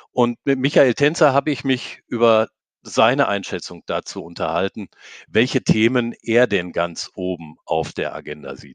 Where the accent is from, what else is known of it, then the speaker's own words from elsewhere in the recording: North Rhine-Westphalia, Germany; Ich bin ja, ich bin ja Westfale und die haben zwar immer versucht, Karneval zu feiern, aber die können das nicht.